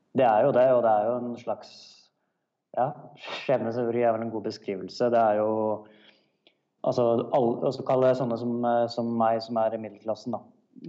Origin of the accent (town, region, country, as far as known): Norway; now in South Africa